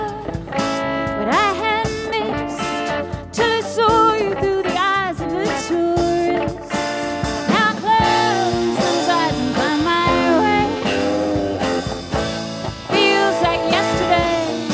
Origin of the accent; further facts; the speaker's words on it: London, United Kingdom; now in White Bear Lake, United States; I mentioned I'm from the UK. It's nice because I'm actually from London